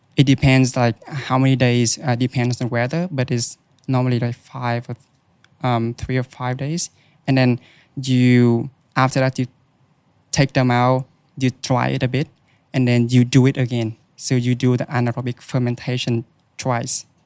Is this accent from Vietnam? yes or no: yes; Vietnam; moved away as an adult; now in Australia; in Vietnam, where I, I was born and raised